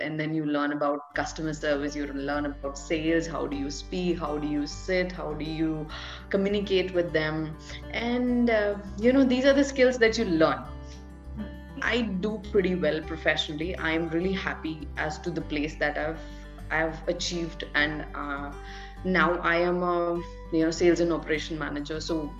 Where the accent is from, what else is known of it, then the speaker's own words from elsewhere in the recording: Delhi, India; I'm basically somewhere from Delhi. And I have been born and brought up in, so I was born at one place and then I was brought up in multiple places.